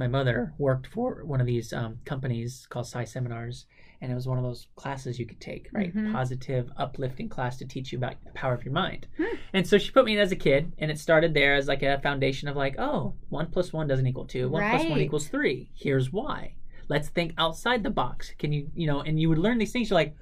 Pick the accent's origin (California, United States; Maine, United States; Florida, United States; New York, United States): California, United States; Southern; Growing up in Southern California and having family in the mountains, like Flagstaff, Arizona